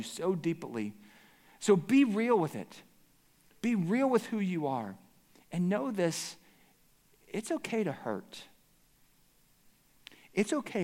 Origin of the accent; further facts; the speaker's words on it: Pittsburgh, Pennsylvania, United States; moved away as an adult; also born or lived in Cincinnati, Ohio; I grew up in Pittsburgh